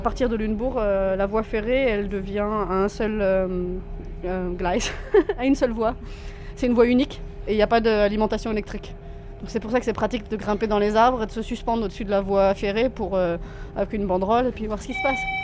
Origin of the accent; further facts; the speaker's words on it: Orléans, Centre-Val de Loire, France; moved away as an adult; also born or lived in Chambéry; now in Germany; j'ai grandi à Orléans